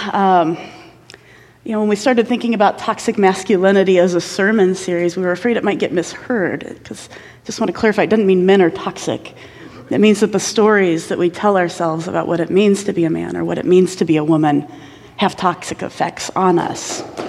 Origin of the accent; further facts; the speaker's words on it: Indiana, United States; I grew up in Indiana